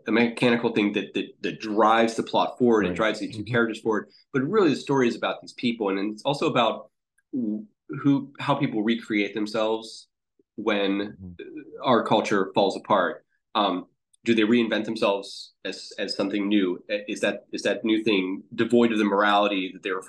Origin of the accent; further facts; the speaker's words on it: Pittsburgh, Pennsylvania, United States; moved away; I'm from Pittsburgh originally